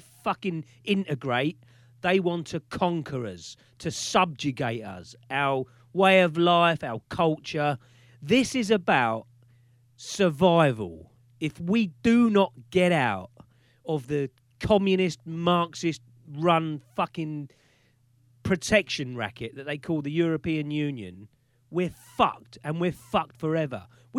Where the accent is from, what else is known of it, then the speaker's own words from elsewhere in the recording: United Kingdom; we're Britain, we're British